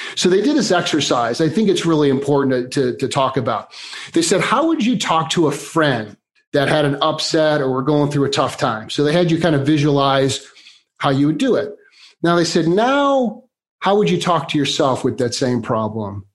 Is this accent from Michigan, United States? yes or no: no; Chicago, Illinois, United States; now in California, United States; Born and raised in Chicago, been in here in California for about the last 25 years.